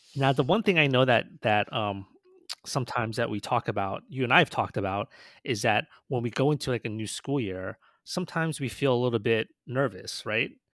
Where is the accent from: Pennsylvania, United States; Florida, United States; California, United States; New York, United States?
New York, United States; we grew up in New York, so we weren't really around a lot of, like, you know, water